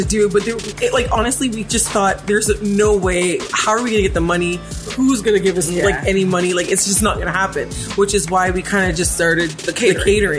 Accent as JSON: {"language": "English", "town": "Toronto", "region": "Ontario", "country": "Canada", "tie": "born or raised there", "said": "we are from Scarborough."}